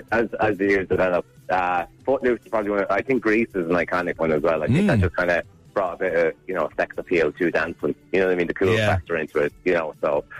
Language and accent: English; Kilkenny, Leinster, Ireland; when I was growing up in Kilkenny.